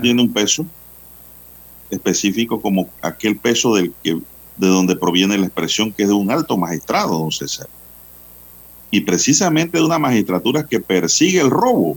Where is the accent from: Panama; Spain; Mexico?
Panama; como panameños